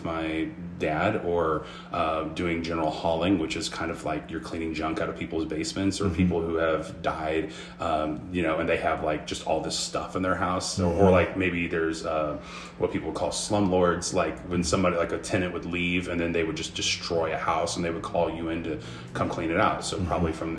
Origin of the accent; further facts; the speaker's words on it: Springfield, United States; also born or lived in Las Vegas; I grew up in Springfield